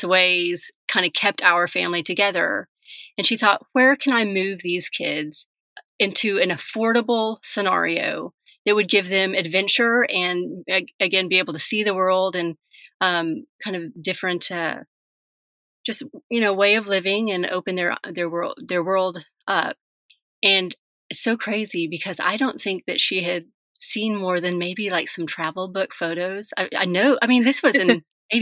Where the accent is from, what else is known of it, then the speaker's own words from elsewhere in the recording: Dallas, Texas, United States; also born or lived in San Miguel de Allende, Mexico / Seattle / Portland; now in Austin, United States; Texas. I was born and raised here with a few chapters outside of Texas.